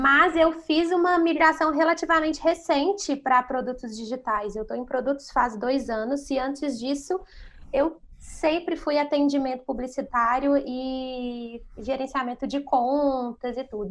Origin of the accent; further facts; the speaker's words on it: Belo Horizonte, Minas Gerais, Brazil; moved away as an adult; now in São Paulo, Brazil; Eu sou natural de Belo Horizonte